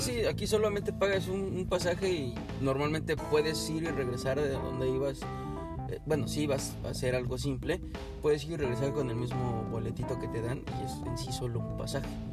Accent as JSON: {"language": "Spanish", "country": "Mexico", "moved": "yes", "lives_now": "Canada", "said": "así somos los mexicanos"}